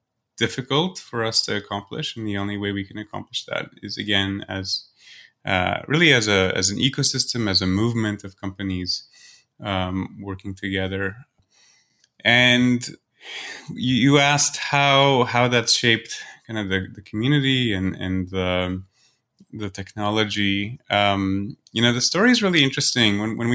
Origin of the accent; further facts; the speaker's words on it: Singapore; My parents are from Poland, but I grew up in Singapore.